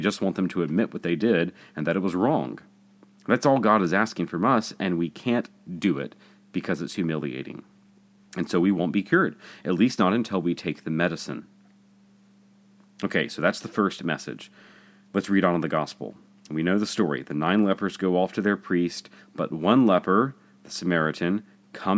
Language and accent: English; Jackson, Mississippi, United States; Growing up in Jackson, I remember seeing Bishop Houck sit in the church